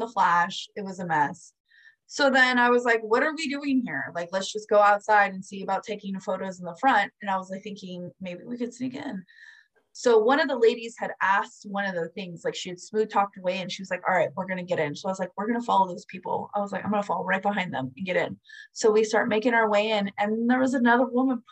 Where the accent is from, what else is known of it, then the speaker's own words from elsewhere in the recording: Florida, United States; I'm from Florida